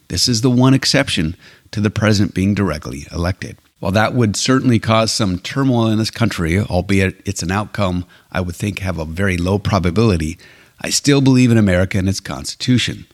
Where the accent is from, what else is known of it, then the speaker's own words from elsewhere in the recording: Alberta, Canada; now in United States; I was blessed to have been born and raised in Canada